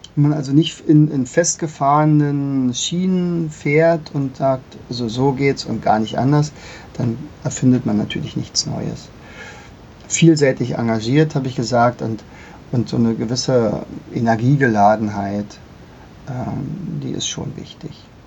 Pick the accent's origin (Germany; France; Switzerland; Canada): Germany; bei uns in Deutschland